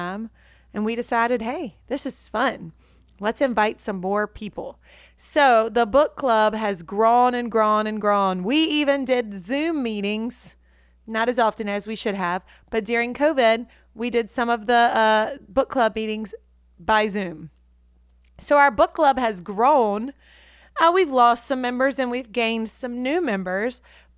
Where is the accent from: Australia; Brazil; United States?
United States; Natchez, Mississippi; moved away; my hometown of Natchez